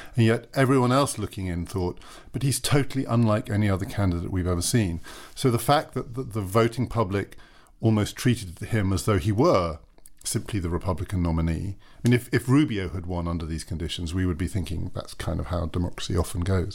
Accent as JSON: {"language": "English", "country": "United Kingdom", "said": "as a British citizen"}